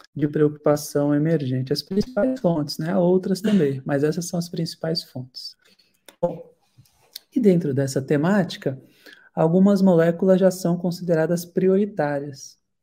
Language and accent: Portuguese; Santos, São Paulo, Brazil; Eu sou de Santos, litoral de São Paulo